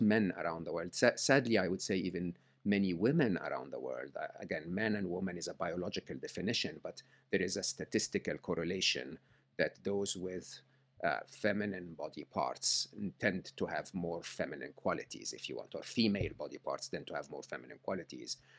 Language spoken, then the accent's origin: English; Egypt; I grew up in Egypt